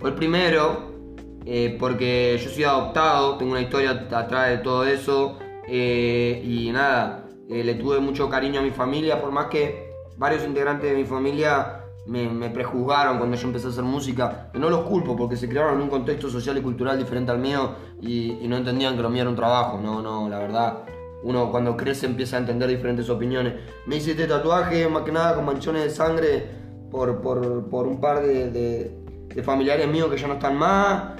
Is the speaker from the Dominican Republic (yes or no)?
no; Mar del Plata, Buenos Aires Province, Argentina; yo soy acá de Parque Luro, luego Villa Primero